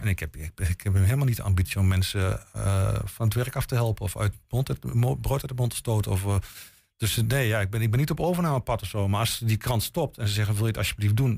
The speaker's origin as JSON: {"language": "Dutch", "town": "Boekelo", "region": "Overijssel", "country": "Netherlands", "said": "Ik kom zelf uit Boekelo"}